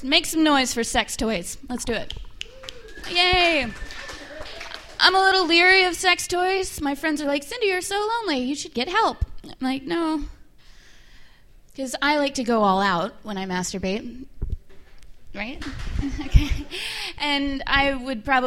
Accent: Oklahoma, United States; moved away; I'm from Oklahoma originally, so I grew up racist and small-minded

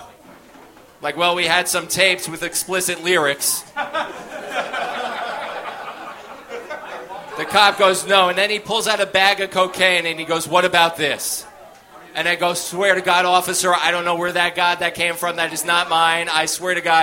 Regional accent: United States; We live 10 minutes outside New York City

